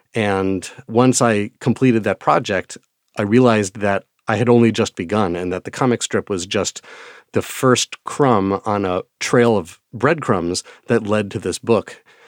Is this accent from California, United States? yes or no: no; Wisconsin, United States; accent: Midwestern; pronouncing a lot of words due to my Midwestern accent